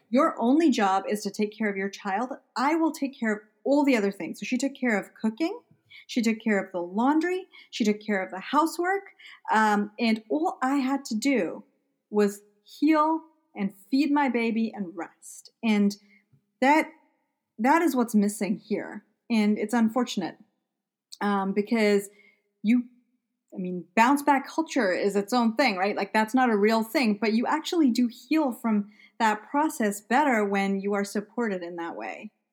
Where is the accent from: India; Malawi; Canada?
Malawi; moved away as an adult; also born or lived in England; now in United States; I grew up in Malawi in Central Africa. Uh, so I was born in England, and then I was in Malawi for my almost my entire life.